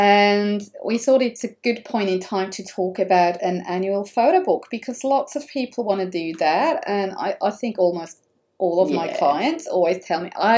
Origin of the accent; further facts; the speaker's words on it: Switzerland; moved away; because I'm coming from Switzerland, so we're using the metric system